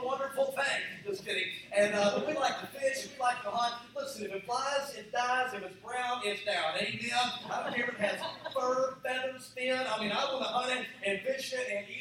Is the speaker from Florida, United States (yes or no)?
no; Dallas, Texas, United States; I'm from Dallas